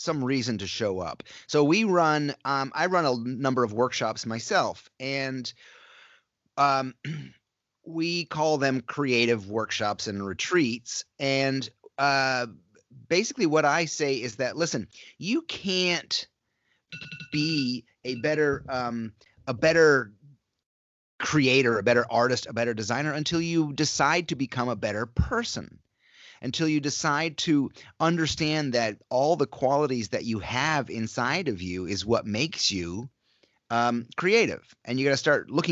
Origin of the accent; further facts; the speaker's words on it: upstate New York, United States; moved away as an adult; I grew up in upstate New York, all the way in the northeast corner of New York State, just south of Montreal and just west of Burlington, Vermont.